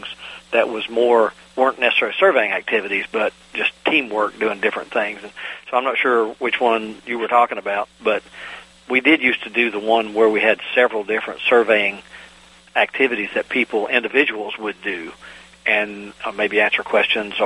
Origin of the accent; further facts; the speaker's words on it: Virginia, United States; also born or lived in North Carolina; I grew up on the Virginia-North Carolina border